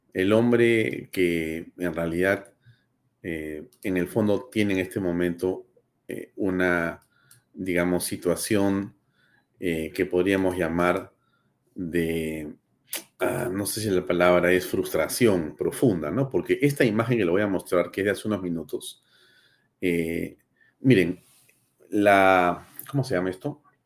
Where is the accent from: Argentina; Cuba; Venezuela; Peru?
Peru; como peruano, como ciudadano del mundo y como ciudadano de, de, de, de, del Perú